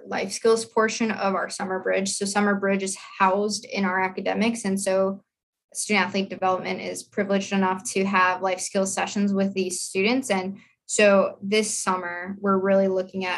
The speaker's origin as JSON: {"language": "English", "region": "South Dakota", "country": "United States", "tie": "born or raised there", "moved": "as an adult", "said": "I grew up in South Dakota. I was like a horse girl. Like I lived on a ranch"}